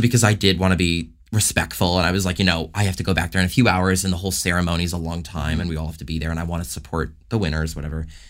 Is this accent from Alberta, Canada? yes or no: no; Toronto, Ontario, Canada; moved away as an adult; also born or lived in Los Angeles; born and raised in Toronto